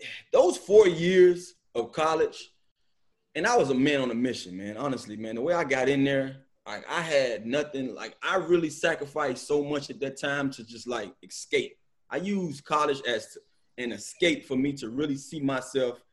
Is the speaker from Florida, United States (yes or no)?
yes; Miami Gardens, Florida, United States; I'm from Carroll City